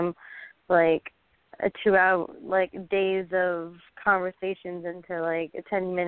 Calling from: Pensacola, Florida, United States

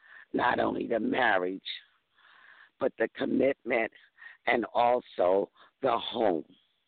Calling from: Mississippi, United States; I'm calling from Mississippi. I'm in a different time zone

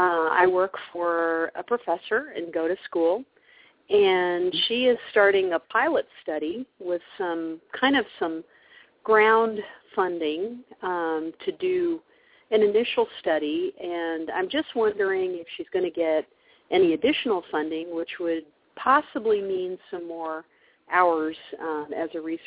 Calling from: Kansas, United States; I'm calling from Kansas tonight.

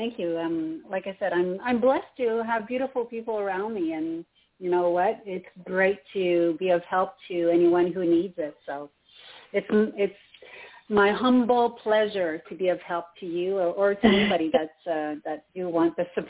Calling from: Montreal, Quebec, Canada; It's … from Montreal, from Canada.

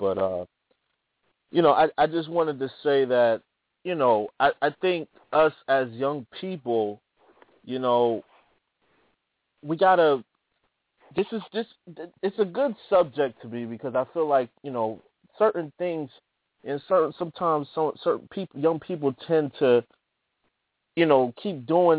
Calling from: New Jersey, United States; Yeah, this is …. I'm calling from New Jersey. How you doing?

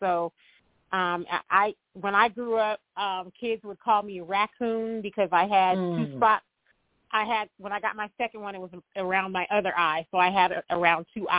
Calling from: Denver, Colorado, United States; I'm actually calling in from Denver, Colorado.

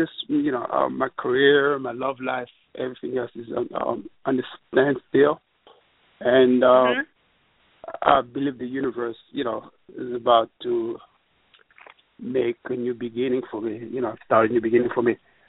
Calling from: New York City, New York, United States; …, …, and I'm coming from New York City.

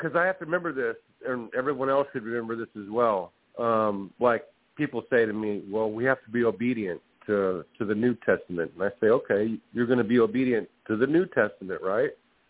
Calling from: California, United States; calling from California.

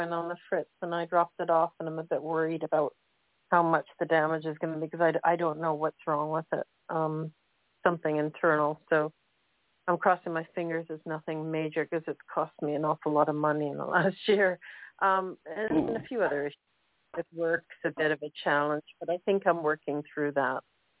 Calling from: Canada; I'm calling from Canada.

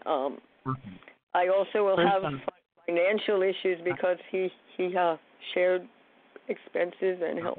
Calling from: New York, United States; from New York.

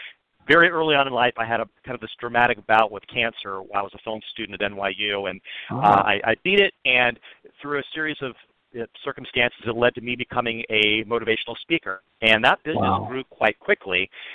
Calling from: Los Angeles, California, United States; I'm calling from Los Angeles, California.

